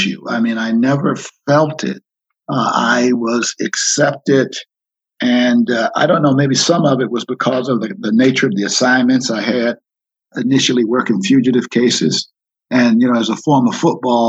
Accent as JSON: {"language": "English", "town": "Miami", "region": "Florida", "country": "United States", "tie": "born or raised there", "also_born_or_lived": "Washington, D.C.", "moved": "as an adult", "said": "I grew up in Miami, Florida, attended all segregated high schools"}